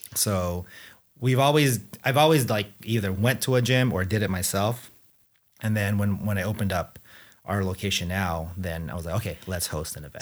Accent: Anaheim, California, United States; also born or lived in Philippines / Chicago; moved here to So-, Southern California, where I pretty much, you know, grew up, um, in Anaheim.

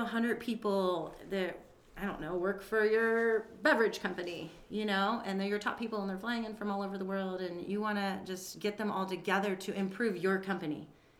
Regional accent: Kansas City, United States; moved away as an adult; now in Las Vegas, United States; I'm from Kansas City, yeah.

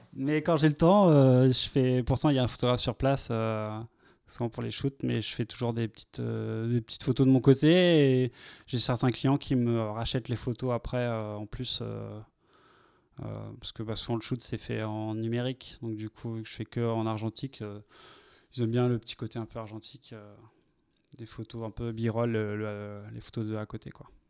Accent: Vendôme, Centre-Val de Loire, France; ma ville natale, à Vendôme

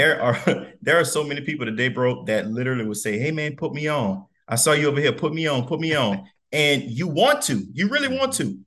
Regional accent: Donaldsonville, Louisiana, United States; we, we both from Louisiana, South Louisiana. I'm from Donaldsonville

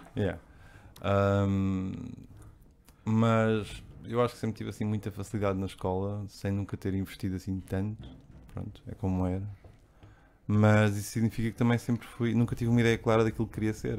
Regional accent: Barreiro, Setúbal, Portugal; Eu cresci aqui no, no centro do Barreiro, aqui na fronteira entre o centro e o Barreiro Velho

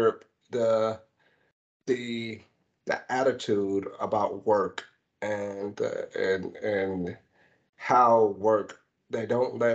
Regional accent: United States; I'm American

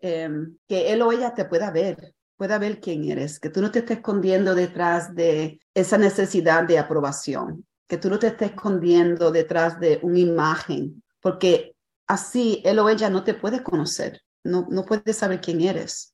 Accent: Puerto Rico; a veces soy puertorriqueña

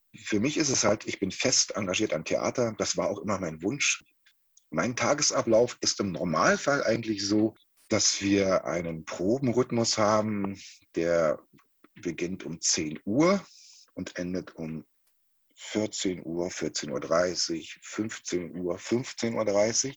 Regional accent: Halle, Saxony-Anhalt, Germany; moved away as an adult; now in Paderborn, Germany; in der Stadt wo ich groß geworden bin, in Halle an der Saale

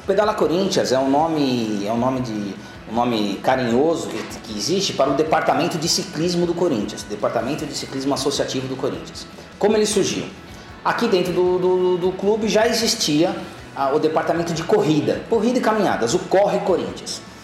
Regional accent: São Paulo, Brazil; eu fui, fui, fui sempre da Zona Leste, nasci aqui na Zona Leste da cidade de São Paulo

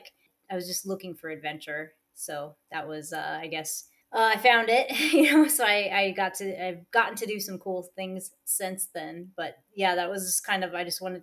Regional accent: Iowa, United States; I am originally from Iowa, which nobody ever knows where that is

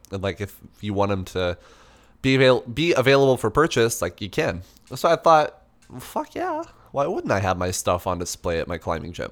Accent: Albuquerque, New Mexico, United States; now in Washington, United States; I'm from Albuquerque

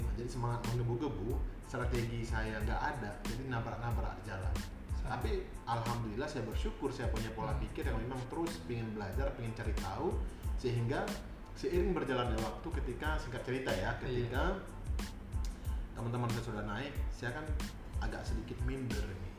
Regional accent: Aceh, Indonesia; also born or lived in Malaysia; Saya asalnya uh, Aceh, Indonesia

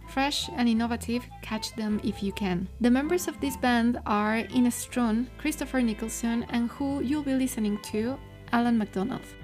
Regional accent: Mexico; I'm from Mexico and I work in the classical music industry

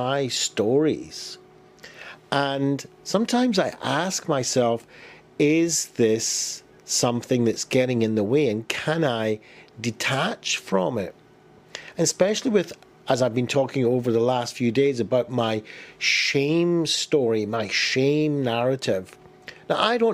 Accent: Glasgow, Scotland, United Kingdom; I was born in Glasgow, I grew up, I was bullied as a child

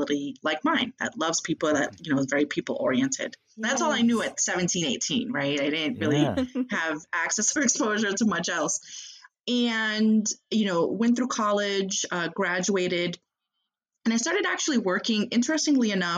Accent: Boston, Massachusetts, United States; moved away as an adult; now in Chicago, United States; my home state, hometown of Boston, Massachusetts

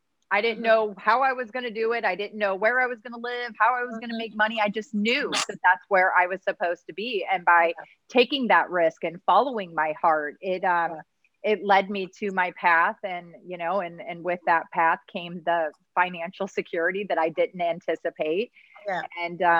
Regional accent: Midwest, United States; moved away as an adult; I grew up in the Midwest. It was miserable. I hated it.

